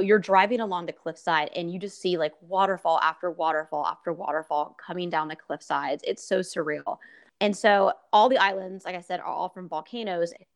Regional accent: West Coast, United States; growing up on the West Coast

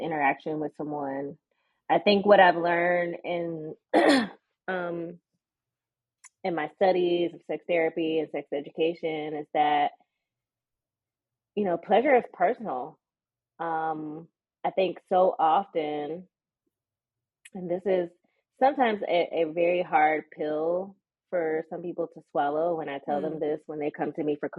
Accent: the South, United States; growing up in the South. And for me, I was a church girl

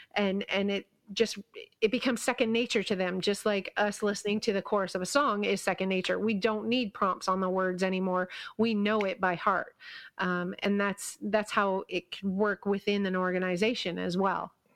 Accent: Kingston, Ontario, Canada; my hometown has this, well, not anymore, but it used to have this, um, little theme park. It wasn't anything like Six Flags or Disney or anything, but it was called Lake Ontario Park

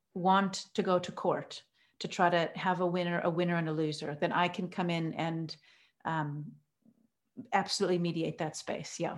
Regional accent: Oregon, United States; now in Cape Town, South Africa; I grew up in Oregon, so I'm, I'm American, and I've lived here in South Africa now for many years

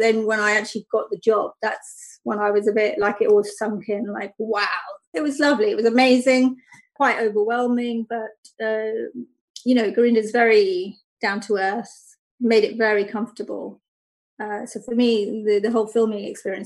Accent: London, United Kingdom; I grew up in London, which is very different to Luton, even though it's not that far

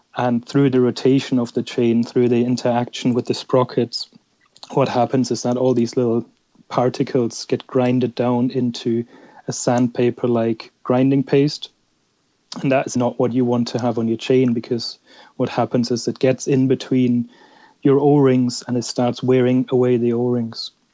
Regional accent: Germany; I'm actually from Germany

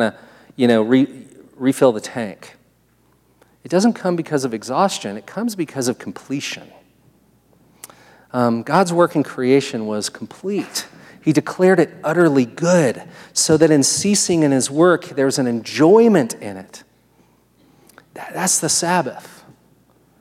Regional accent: United States; I'm an American

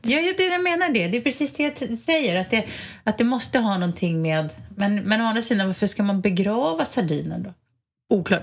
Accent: Stockholm, Stockholm County, Sweden; Jag är ju stockholmare i, i benmärgen

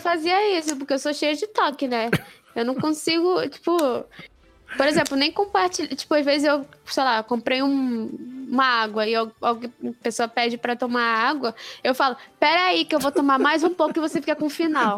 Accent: Rio de Janeiro, Brazil; eu, como sou do Rio de Janeiro

